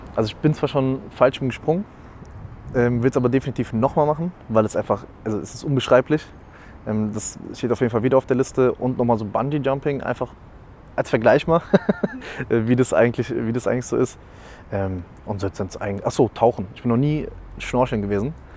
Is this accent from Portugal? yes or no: yes; Algarve, Portugal; now in Germany; komme ja gebürtig aus Portugal, habe ein bisschen die Familie besucht